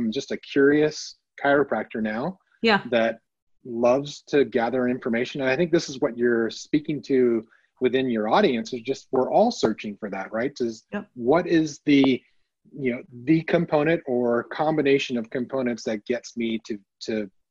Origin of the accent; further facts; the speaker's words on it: Canada; moved away as an adult; now in United States; I'm Canadian born and raised